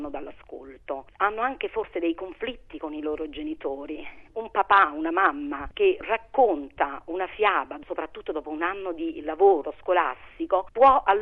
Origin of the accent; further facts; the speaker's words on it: Minturno, Lazio, Italy; born there; also born or lived in Polcherini; now in Formia, Italy; Sono nata a Minturno, ho vissuto a Polcherini e adesso vivo a Maranola di Formia.